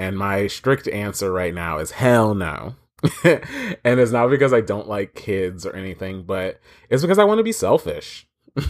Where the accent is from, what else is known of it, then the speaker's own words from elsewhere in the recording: Florida, United States; I am unfortunately from Florida, and that sucks because this place is a hellhole swamp.